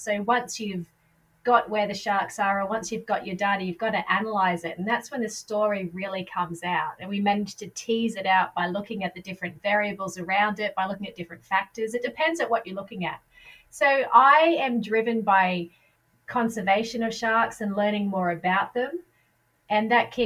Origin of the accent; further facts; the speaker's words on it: Queensland, Australia; moved away; I'm actually from Queensland, so, you know, the waters are warmer over there